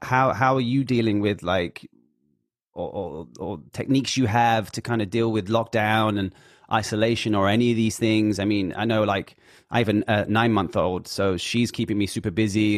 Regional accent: Hackney, London, United Kingdom; Out to Hackney, Northeast.

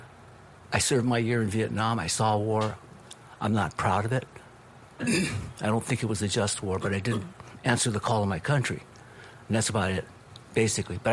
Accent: Los Angeles, California, United States; being raised up East LA, family being Japanese American

